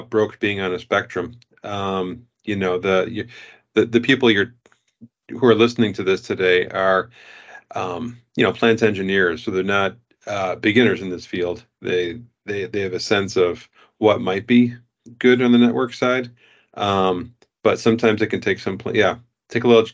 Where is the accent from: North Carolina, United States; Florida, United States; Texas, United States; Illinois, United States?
Illinois, United States; Chicago; In my hometown here in Chicago